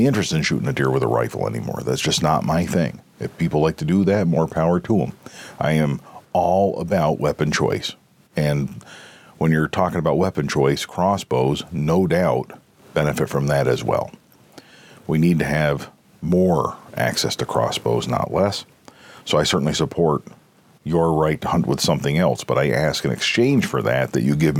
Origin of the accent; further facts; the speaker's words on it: Pennsylvania, United States; Pennsylvania, my home state, I love it to death. I intend to spend the rest of my life here.